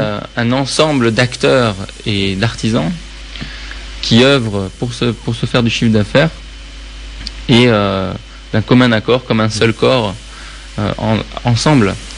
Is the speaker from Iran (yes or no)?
yes; Tehran, Tehran Province, Iran; je suis né à Téhéran